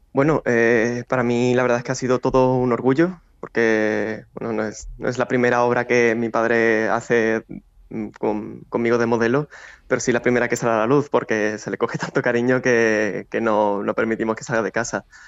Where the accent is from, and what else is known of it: Seville, Andalusia, Spain